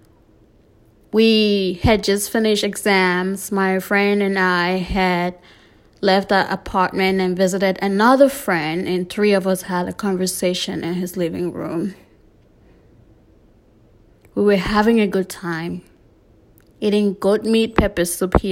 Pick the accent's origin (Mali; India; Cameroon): Cameroon; South West Region; moved away as an adult; also born or lived in Delaware, United States; now in Arkansas, United States; I was born and raised in Cameroon until 18 before I immigrated to the US. Back home in Boya, Limbe, and just Cameroon in general